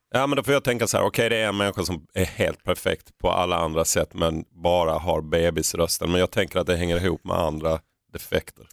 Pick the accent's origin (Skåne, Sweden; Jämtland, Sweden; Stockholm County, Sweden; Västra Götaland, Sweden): Skåne, Sweden; vi var från Skåne